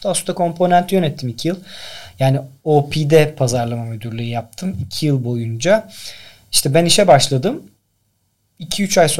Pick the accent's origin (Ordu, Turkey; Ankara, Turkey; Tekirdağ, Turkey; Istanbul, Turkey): Tekirdağ, Turkey; born there; 82 Tekirdağ doğumluyum ben. İşte aslında ben dükkana doğmuşum öyle diyorlar.